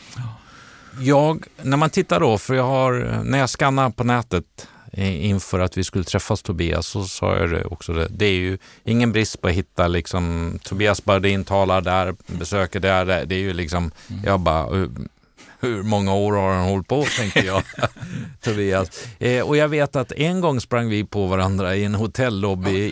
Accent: Borås, Västra Götaland, Sweden; now in Stockholm, Sweden; Jag har ju mina rötter, inte från Luleå, men väl från Borås

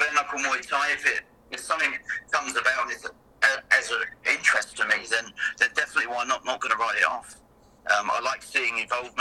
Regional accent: England, United Kingdom; moved away as an adult; now in Canada; I'm English

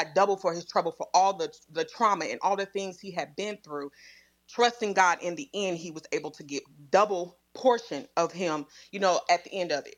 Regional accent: Midwest, United States; I grew up in the Midwest

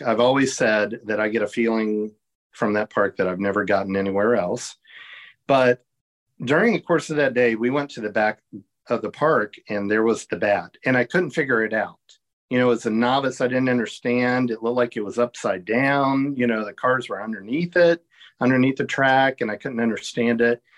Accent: Williamsburg, Virginia, United States; I grew up in Virginia. And I'm old school. Um, I lived in, near Williamsburg

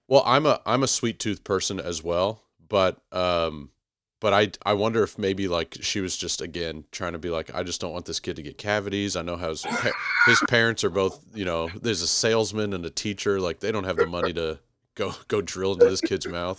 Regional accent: Houston, Texas, United States; I was born and raised in Houston

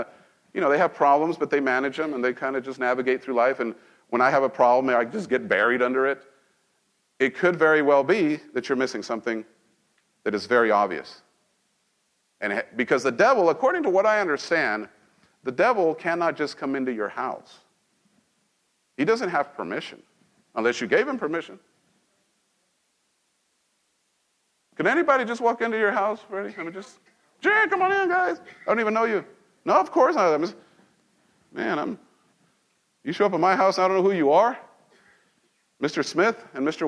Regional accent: Mexico; now in United States; I was born in this nation. I grew up in Mexico

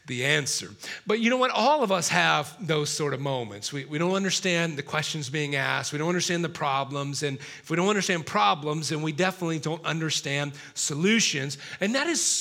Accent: South Carolina, United States; Miss South Carolina from my home state

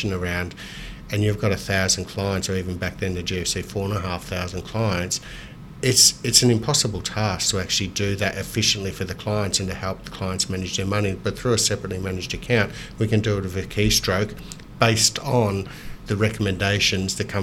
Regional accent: Melbourne, Victoria, Australia; growing up in Moonee Ponds, which was a very diverse suburb and very multicultural suburb

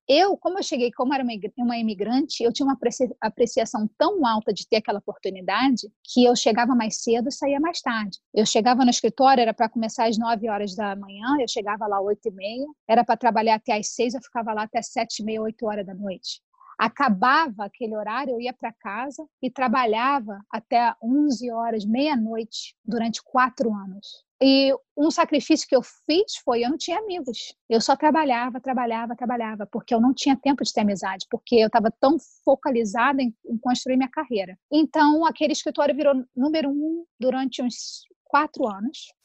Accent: Brazil; moved away; quando eu cresci no Brasil, eu cresci no Brasil, era bem uma família bem pobre

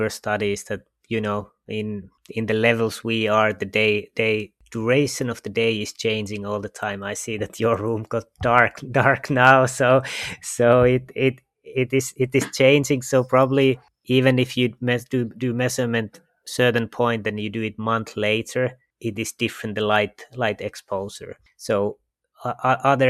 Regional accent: Finland; I come from Finland

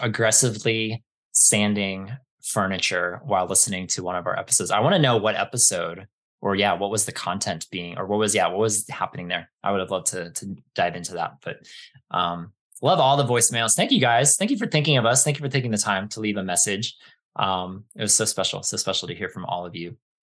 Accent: East Coast, United States; moved away as an adult; also born or lived in Southern California; after growing up on the East Coast

